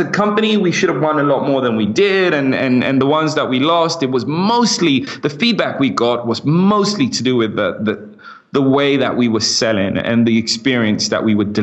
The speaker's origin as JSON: {"language": "English", "country": "United Kingdom", "accent": "British", "said": "I kind of like my British accent and I want to sound British because whenever I'm in the US, everybody loves it. But when I'm in the UK, everyone thinks I'm American."}